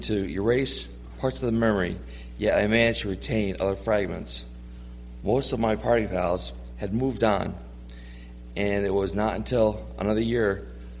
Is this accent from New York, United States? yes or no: yes; New York, United States; moved away as an adult; me being from New York